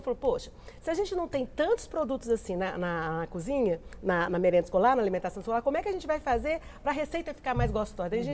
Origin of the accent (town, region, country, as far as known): Minas Gerais, Brazil